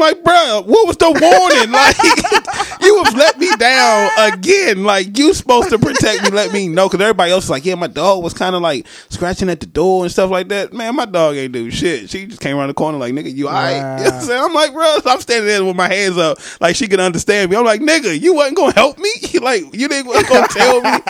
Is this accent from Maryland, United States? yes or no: yes; Maryland, United States; he know I'm from Maryland or whatever